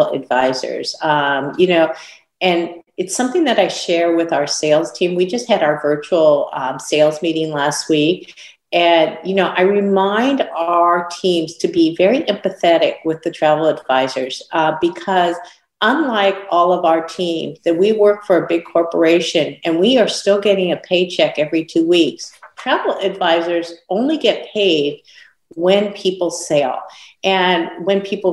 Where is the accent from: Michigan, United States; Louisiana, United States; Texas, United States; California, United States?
California, United States; In California, a really difficult state, my home state where I was born and raised.